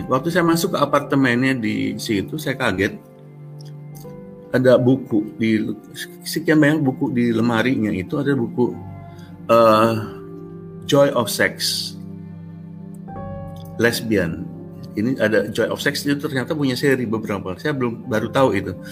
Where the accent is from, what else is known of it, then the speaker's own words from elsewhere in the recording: Indonesia; moved away as an adult; Saya bilang saya dari Indonesia.